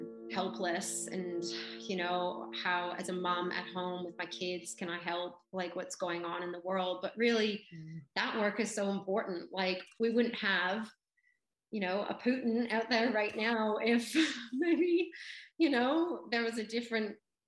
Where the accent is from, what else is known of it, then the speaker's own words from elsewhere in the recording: Canada; now in Australia; because I grew up in Canada and then I moved to Australia